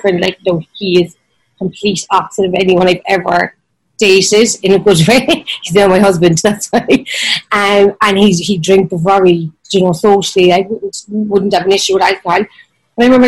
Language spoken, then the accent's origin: English; Ireland; I'm Irish